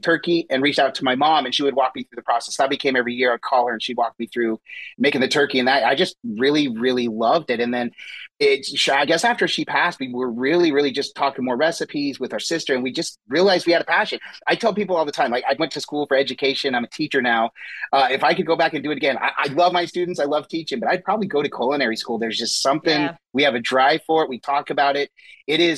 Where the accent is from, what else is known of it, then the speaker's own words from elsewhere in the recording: Utah, United States; We grew up actually in Utah